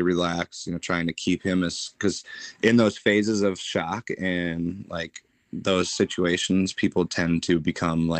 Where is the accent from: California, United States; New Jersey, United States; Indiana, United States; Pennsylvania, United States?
California, United States; Bay Area; moved away as an adult; also born or lived in Wisconsin / Pensacola, Florida; I was born in California, grew up in the Bay Area, the troubled life of living